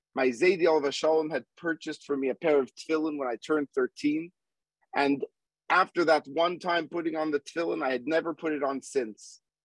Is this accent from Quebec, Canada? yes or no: yes; Montreal, Quebec, Canada; moved away; also born or lived in Manhattan, New York; growing up in Montreal and living for several years in Manhattan